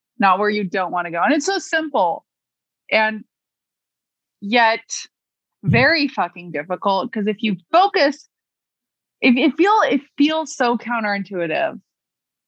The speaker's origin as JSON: {"language": "English", "region": "California", "country": "United States", "said": "I'm from California."}